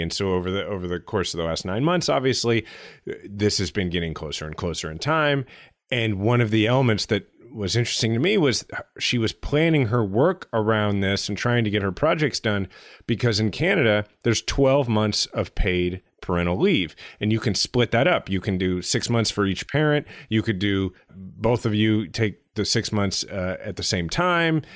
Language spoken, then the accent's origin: English; United States; being an American, a liberal, yes, but an American